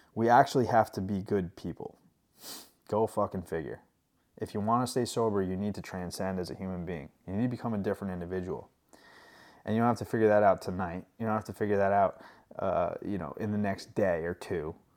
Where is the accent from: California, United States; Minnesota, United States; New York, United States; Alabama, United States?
New York, United States; moved away; I'm from New York, not New York City, but about an hour from the city, and I didn't grow up with farms